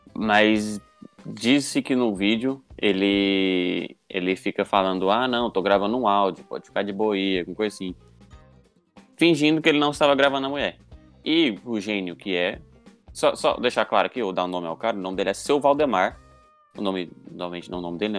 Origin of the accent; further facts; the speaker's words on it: Goiânia, Goiás, Brazil; a gente é de Goiânia